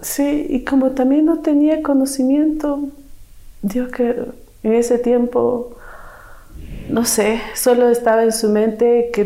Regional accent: Quito, Pichincha, Ecuador; Soy nacida aquí en Quito. Mi madre me tuvo soltera pero al año de que me tuvo, ella se casó. Así es que tuve un padrastro y me crié con cuatro hermanos más.

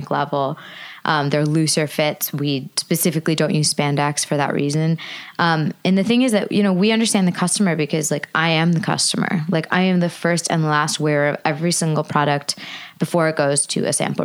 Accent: United States; I'm American. I'm born and brought up here

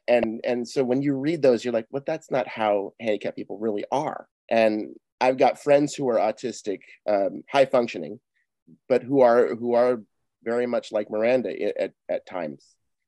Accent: Seattle, Washington, United States; Because I'm from Seattle.

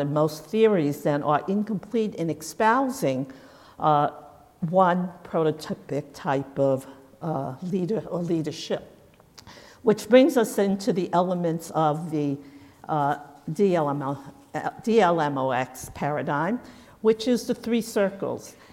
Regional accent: United States; as an American

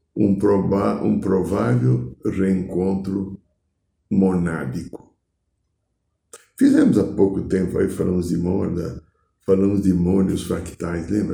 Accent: Brazil; eu não sou alemão, eu sou gringo brasileiro

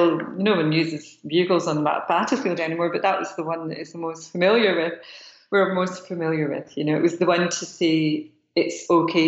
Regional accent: United Kingdom; growing up in Britain at that time in the 80s

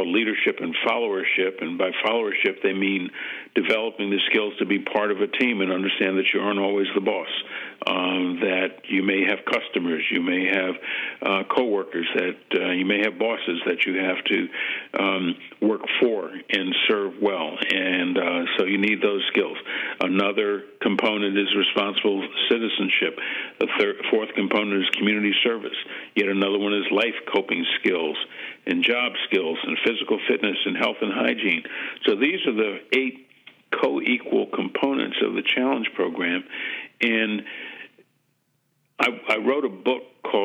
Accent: Washington, District of Columbia, United States; also born or lived in New Haven; growing up in Washington, D.C.

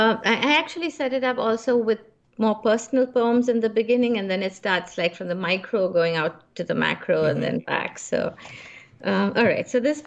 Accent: Calcutta, West Bengal, India; also born or lived in Bombay; So though I was born in Bombay and the bulk of the community is in Bombay, my father, who worked for Scindia Steam Navigation, which is why there's so many nautical images in my poetry and in books to come, he was transferred to Calcutta.

